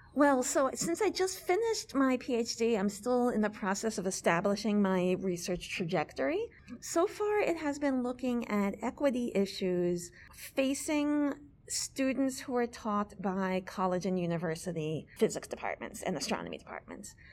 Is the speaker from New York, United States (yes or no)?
yes; New York City, New York, United States; moved away as an adult; also born or lived in Amherst, Massachusetts; I had a very solidly middle class life growing up in New York City.